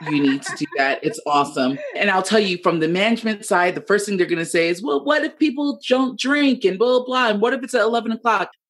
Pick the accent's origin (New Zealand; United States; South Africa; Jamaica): Jamaica; I'm Jamaican, whoop, whoop.